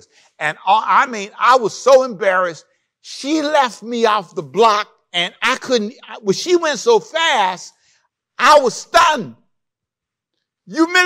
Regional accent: Los Angeles, California, United States; also born or lived in Savannah, Georgia; I grew up in Los Angeles

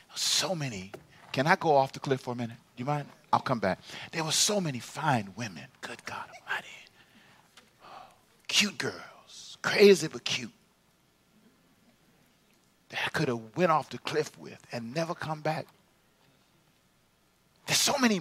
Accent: Los Angeles, California, United States; I grew up in South Central LA.

